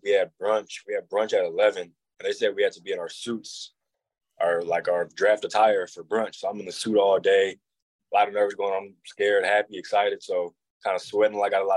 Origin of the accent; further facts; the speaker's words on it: St. Louis, Missouri, United States; Growing up in St. Louis, I was most definitely a Cardinals fan.